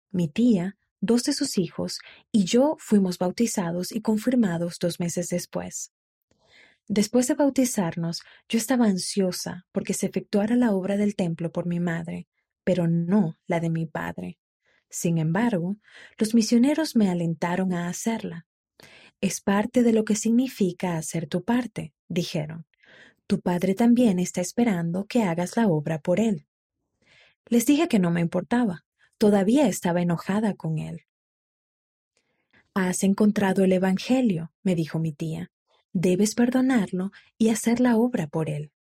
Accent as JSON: {"language": "Spanish", "region": "Matagalpa", "country": "Nicaragua", "tie": "born there", "said": "Nací en Matagalpa, Nicaragua. Dos años después de que yo naciera, mientras mi madre moría de cáncer, le pidió a mi padre que cuidara de nosotros."}